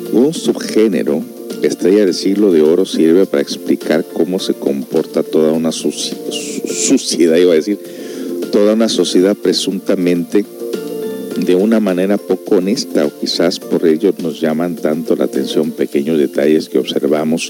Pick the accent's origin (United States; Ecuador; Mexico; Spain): United States; Los Angeles, California; yo crecí en Los Ángeles, California